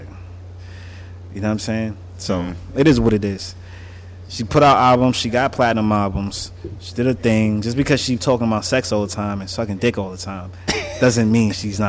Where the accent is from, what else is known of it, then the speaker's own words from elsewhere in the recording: New York, United States; I'm from New York.